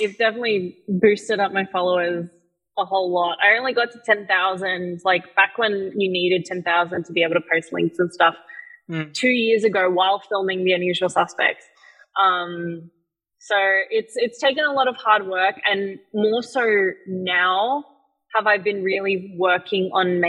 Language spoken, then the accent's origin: English; Philippines; I have, obviously, being Filipino, you have a ton of cousins and relatives.